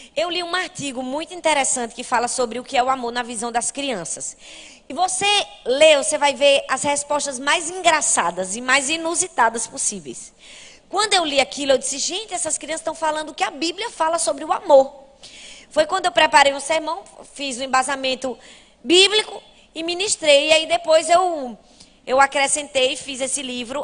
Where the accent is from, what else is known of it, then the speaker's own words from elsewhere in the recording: Recife, Pernambuco, Brazil; Lá na minha cidade, em Recife